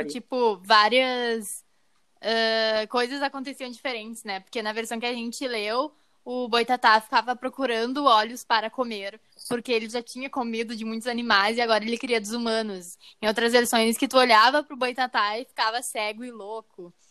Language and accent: Portuguese; Gaúcho, Rio Grande do Sul, Brazil; nós quatro aqui que somos gaúchos